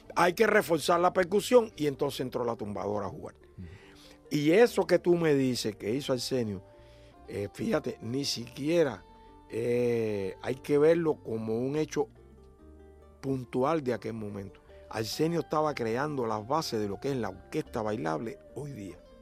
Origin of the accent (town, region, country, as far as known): Cuba